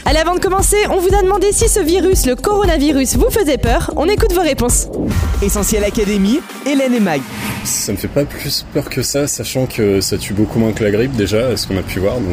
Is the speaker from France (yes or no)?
no; China; French is a second language; Et pour moi, je suis une chinoise, apparemment.